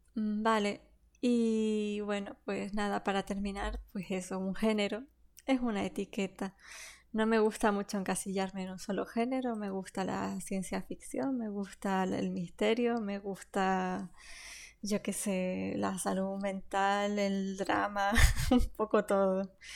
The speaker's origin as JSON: {"language": "Spanish", "region": "Canary Islands", "country": "Spain", "accent": "Canarian", "said": "mi propio acento y mi forma de hablar, ya que, que venimos de aquí, de Canarias."}